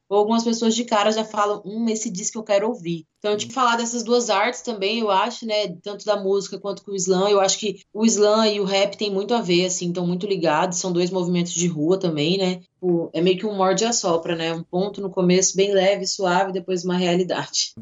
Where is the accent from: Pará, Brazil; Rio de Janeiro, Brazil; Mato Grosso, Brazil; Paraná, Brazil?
Mato Grosso, Brazil; interior of; moved away as an adult; now in Cuiabá, Brazil; eu sou do interior do Mato Grosso